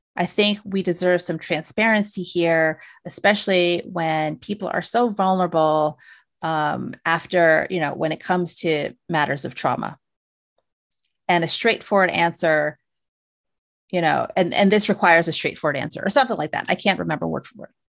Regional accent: United States; I was born here in the States

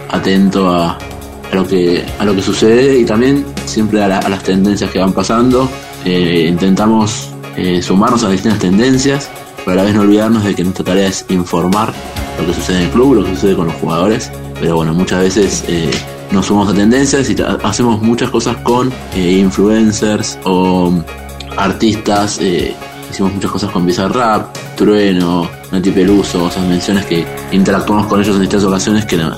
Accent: San Antonio de Areco, Buenos Aires Province, Argentina; now in Barcelona, Spain; Tengo 33 años, soy de San Antonio de Areco, provincia de Buenos Aires.

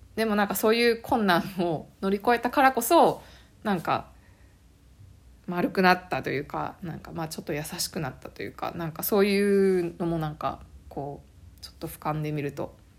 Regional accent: Nagoya, Aichi, Japan; moved away as an adult; now in Canada; 私日本の地元が名古屋なので

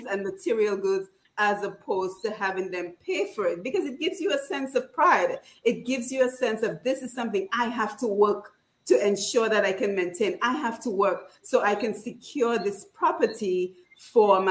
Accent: Dominica; I grew up in the Baffestead housing scheme

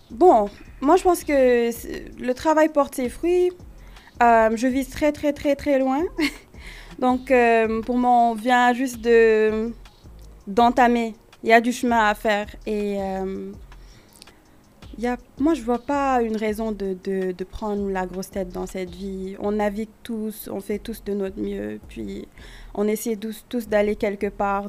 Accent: Senegal; also born or lived in United States / Quebec, Canada; now in Canada; j'ai grandi au Sénégal

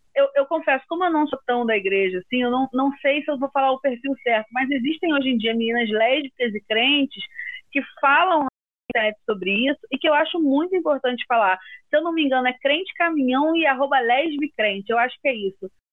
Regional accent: Rio de Janeiro, Brazil; eu sou carioca

